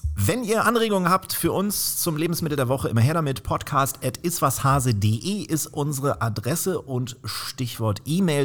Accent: Northern Germany, Germany; bei uns in Norddeutschland

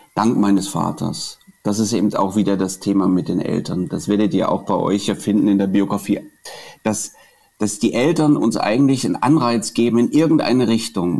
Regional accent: Dresden, Saxony, Germany; als Dresdner

